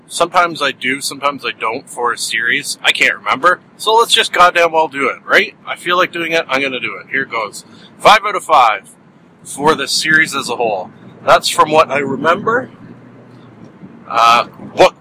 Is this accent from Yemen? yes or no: no; Canada; being a Canadian